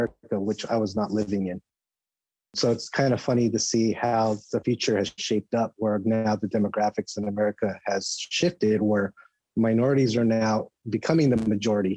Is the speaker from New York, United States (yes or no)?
no; West Covina, California, United States; now in San Francisco, United States; I grew up in the suburbs east of LA in a community called West Covina, in the San Gabriel Valley